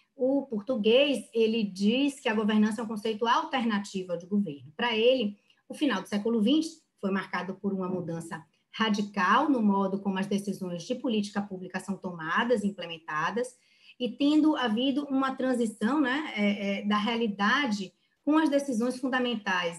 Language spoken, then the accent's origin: Portuguese; Bahia, Brazil; eu, como boa baiana